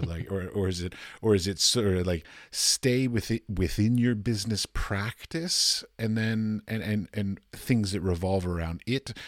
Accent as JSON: {"language": "English", "town": "Washington", "region": "District of Columbia", "country": "United States", "said": "I'm from Washington, D C"}